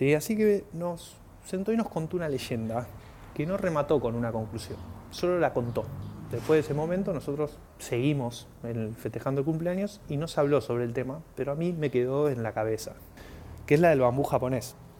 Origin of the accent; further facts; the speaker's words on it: Argentina; soy argentino